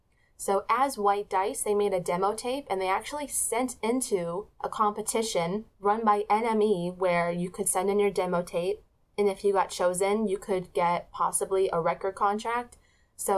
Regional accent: United States; I'm not English, I'm American

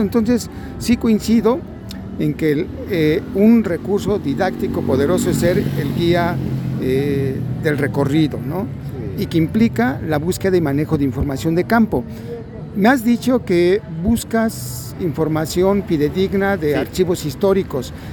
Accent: Mexico; somos nosotros los mexicanos

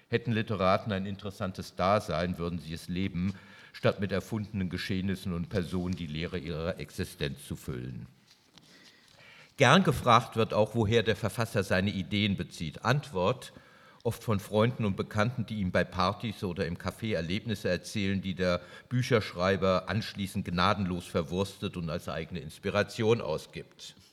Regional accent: Wiesbaden, Hesse, Germany; Oh ich bin in Wiesbaden aufgewachsen

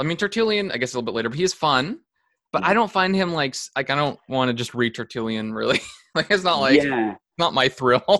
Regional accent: Canada; also born or lived in California; as Canadian

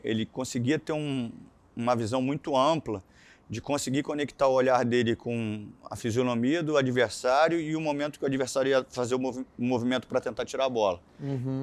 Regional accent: Rio de Janeiro, Brazil; Sou nascido em Vista Alegre, um bairro do subúrbio

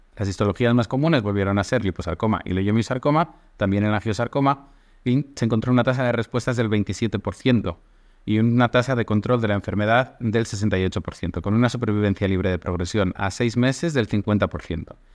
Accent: Spain; now in Athens, Greece; estoy en Atenas, en Grecia, actualmente, aunque soy de España

